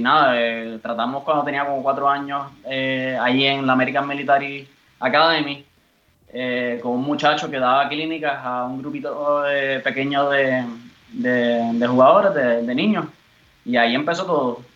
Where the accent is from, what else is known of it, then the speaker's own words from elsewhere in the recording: Bayamón, Puerto Rico; moved away as an adult; now in Germany; me he formado toda la vida en, Puerto Rico. Eh, nací en Bayamón, eh, de madre puertorriqueña y padre peruano